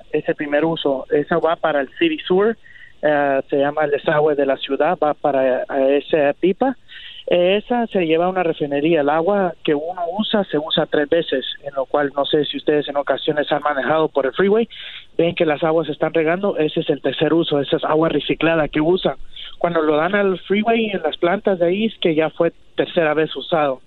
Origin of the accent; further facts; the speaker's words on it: Guatemala; mis padres somos de Guatemala